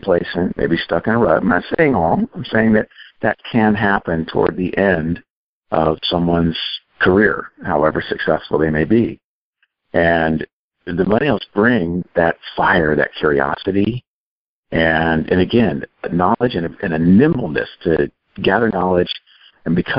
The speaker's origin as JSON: {"language": "English", "region": "California", "country": "United States", "said": "I'm from California. I'm near Silicon Valley"}